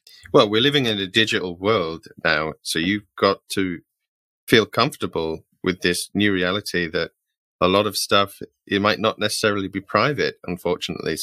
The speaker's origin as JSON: {"language": "English", "country": "United Kingdom", "said": "as a British person"}